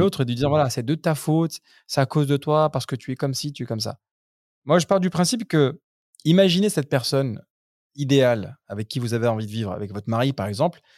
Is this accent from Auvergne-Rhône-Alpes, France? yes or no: yes; Grenoble, Auvergne-Rhône-Alpes, France; now in United Arab Emirates; nous on vient de Grenoble